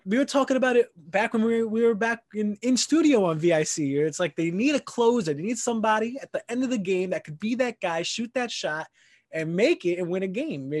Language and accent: English; New York City, New York, United States; I'm from Queens